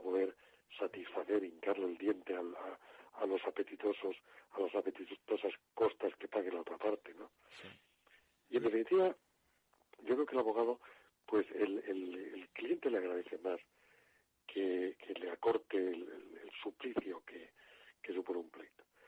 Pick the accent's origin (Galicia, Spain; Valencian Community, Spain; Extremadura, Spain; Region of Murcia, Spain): Region of Murcia, Spain; Murcia; la zona donde yo nací, yo nací en Murcia